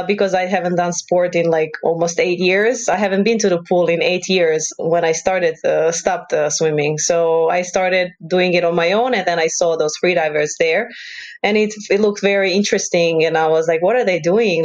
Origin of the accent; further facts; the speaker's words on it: Croatia; I'm from Croatia and I live in the main city of Croatia, which is Zagreb.